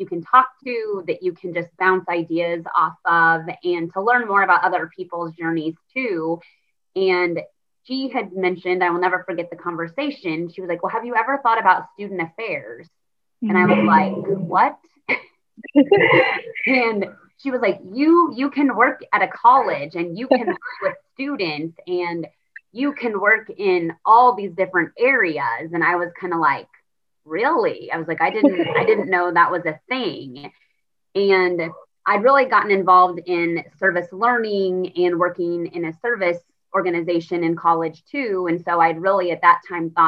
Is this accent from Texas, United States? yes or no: no; Kansas, United States; moved away; I am from Kansas. And so small, rural, I would say stereotypical Kansas. And so I'm from a town of about 900 people.